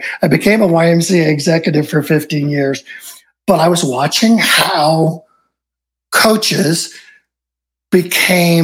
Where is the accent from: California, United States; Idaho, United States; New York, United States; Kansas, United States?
California, United States; Southern; I grew up in Southern California, shadows of Hollywood